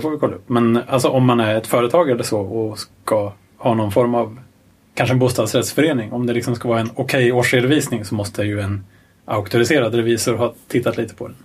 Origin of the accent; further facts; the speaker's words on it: Örebro County, Sweden; jag kommer ju från Örebro-trakten